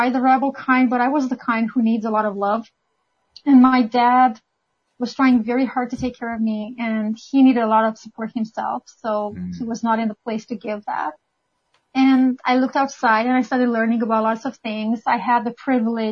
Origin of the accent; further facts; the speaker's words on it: Romania; moved away as an adult; now in Canada; I'm originally from Romania